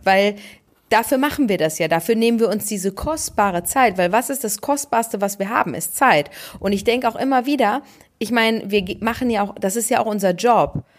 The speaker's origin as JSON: {"language": "German", "area": "Ruhr area", "region": "North Rhine-Westphalia", "country": "Germany", "said": "bei uns im Ruhrgebiet"}